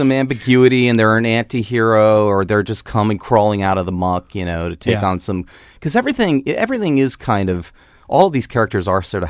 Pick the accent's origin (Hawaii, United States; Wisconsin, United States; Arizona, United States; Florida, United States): Florida, United States; Tampa; Well, okay, the good thing that I have going for me is that I grew up in Florida. That's maybe the best thing. Growing up from Florida.